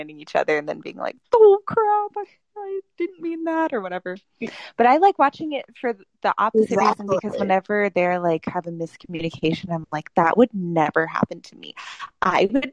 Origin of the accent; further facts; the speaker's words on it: Texas, United States; now in New York, United States; I'm from Texas